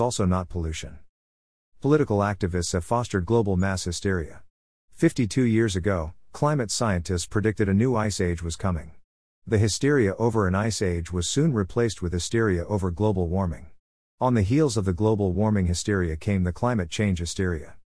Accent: Rockwall, Texas, United States; Rockwall, my hometown

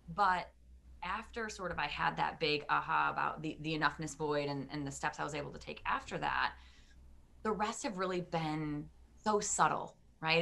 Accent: Detroit, Michigan, United States; moved away as an adult; now in Maryland, United States; I am originally from Detroit, Michigan. Um, I lived my first 30 or so years there and a proud Michigander

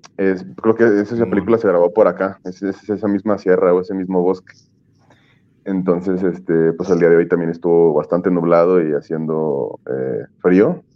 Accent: Mexico City, Mexico; moved away; mi ciudad de origen, que es la Ciudad de México

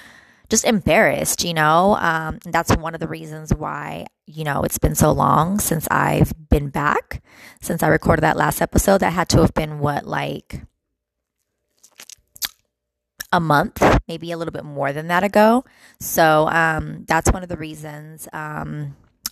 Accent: California, United States; I'm from Cali

